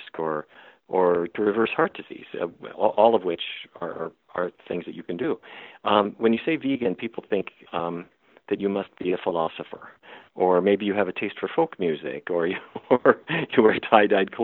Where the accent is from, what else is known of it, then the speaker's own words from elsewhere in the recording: Fargo, North Dakota, United States; moved away; I grew up in North Dakota